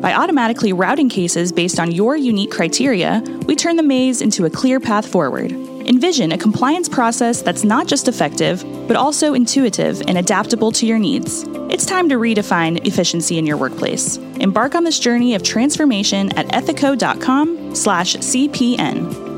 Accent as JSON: {"language": "English", "country": "Australia", "tie": "born or raised there", "also_born_or_lived": "Texas", "moved": "yes", "lives_now": "United States", "said": "I did grow up in Australia"}